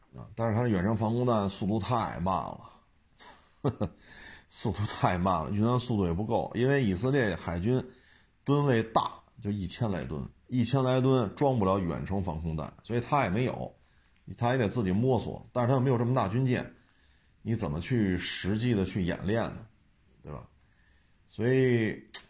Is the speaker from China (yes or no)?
yes; China; 我们中国人